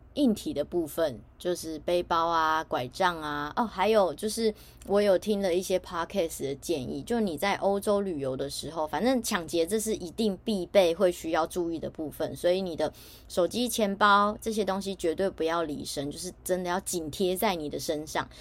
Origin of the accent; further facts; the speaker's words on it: Taiwan; 我身在台湾